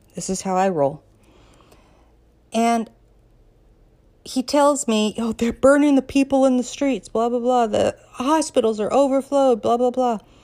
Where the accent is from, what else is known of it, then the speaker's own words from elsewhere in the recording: Colorado, United States; moved away; also born or lived in Southern California; a girl who was born and raised in Colorado.